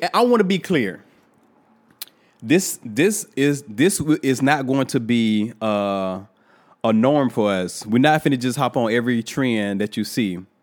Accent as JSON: {"language": "English", "town": "Thomasville", "region": "Georgia", "country": "United States", "tie": "born or raised there", "said": "I'm from Thomasville, Georgia, and I go to this dentist that been going to my entire life"}